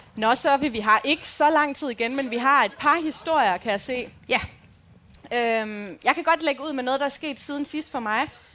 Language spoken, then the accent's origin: Danish; Aarhus, Central Denmark Region, Denmark; also born or lived in Aalborg; now in Djursland, Denmark; jeg er fra Rigskov